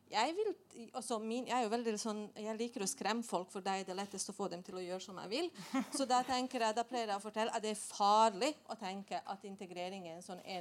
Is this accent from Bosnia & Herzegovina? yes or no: yes; Bosnia & Herzegovina; now in Norway; nå, jeg kom jo opprinnelig fra Bosnia, så jeg har jo bodd i Norge i 25 år.